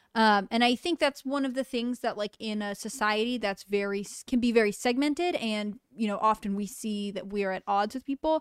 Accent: Connecticut, United States; I grew up in Connecticut

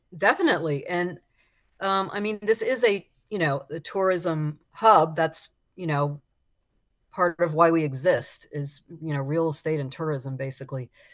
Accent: South Florida, United States; born or raised there

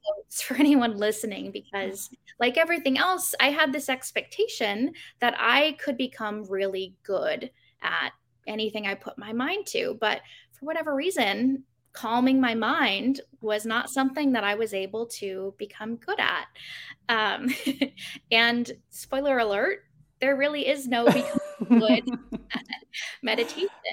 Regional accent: Arizona, United States; Growing up in Arizona, there are pools everywhere

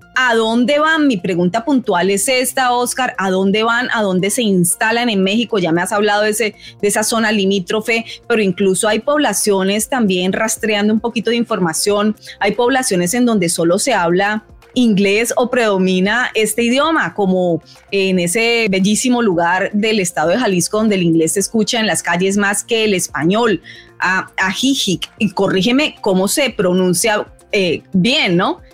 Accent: Colombia; moved away as an adult; now in United States; yo soy colombiana

